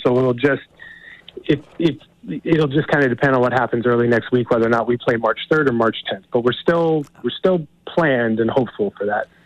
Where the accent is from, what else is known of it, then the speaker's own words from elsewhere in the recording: Montana, United States; I'm actually from Montana.